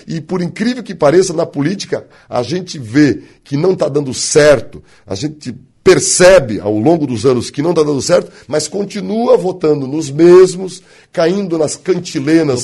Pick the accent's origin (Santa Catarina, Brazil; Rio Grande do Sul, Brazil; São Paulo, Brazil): Santa Catarina, Brazil; West of; moved away as an adult; also born or lived in Florianópolis, Brazil; now in Blumenau, Brazil; nascido e criado no Oeste, formado no Leste e trabalho no Norte